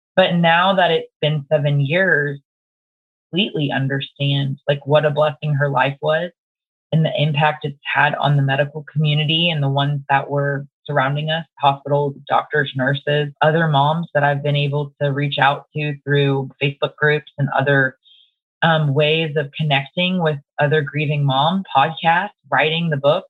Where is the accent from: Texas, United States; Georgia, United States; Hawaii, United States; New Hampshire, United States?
Texas, United States; Dallas; I live in Dallas, Texas. Um, born and raised in Dallas